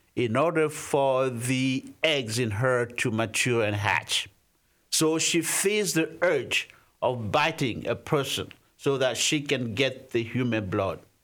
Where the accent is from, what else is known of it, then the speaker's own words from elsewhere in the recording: DR Congo; I was born in the Democratic Republic of the Congo